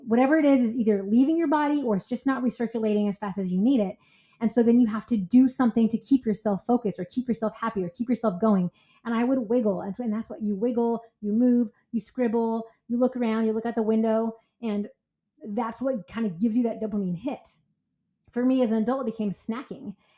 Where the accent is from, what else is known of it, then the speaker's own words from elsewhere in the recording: California, United States; I'm from California